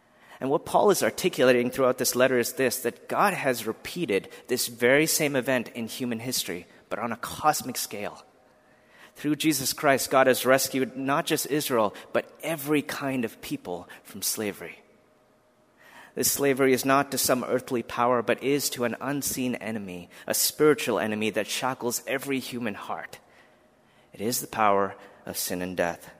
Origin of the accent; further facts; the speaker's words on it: India; moved away; I was born in India, a country that has a plethora of religions represented.